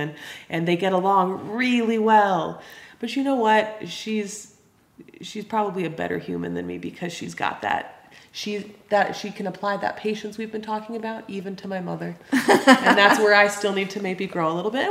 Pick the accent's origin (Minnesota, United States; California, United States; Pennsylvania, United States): California, United States; Los Angeles; moved away as an adult; now in Greenough, Montana, United States; So I was born and raised in Los Angeles, California. I'm totally a Valley girl